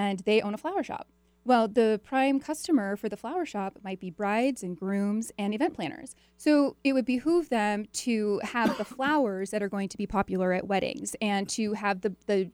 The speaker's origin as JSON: {"language": "English", "town": "Edmonds", "region": "Washington", "country": "United States", "tie": "born or raised there", "said": "I grew up in Edmonds, so just up the road here"}